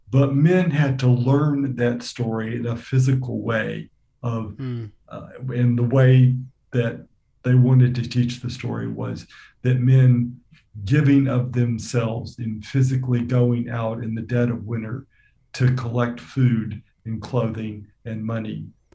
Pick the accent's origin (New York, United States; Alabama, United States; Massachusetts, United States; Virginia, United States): Alabama, United States; I grew up in Alabama in the States